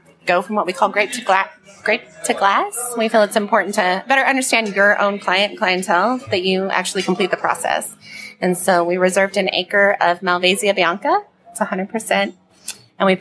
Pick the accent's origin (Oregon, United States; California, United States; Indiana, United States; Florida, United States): Oregon, United States; also born or lived in Washington; now in Texas, United States; I'm originally from Oregon, born in Washington, raised in Oregon